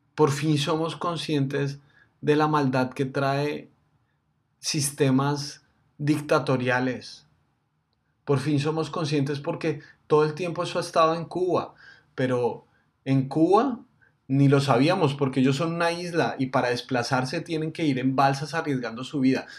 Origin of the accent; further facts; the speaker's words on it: Colombia; nosotros somos los colombianos, nosotros somos los que estamos en este país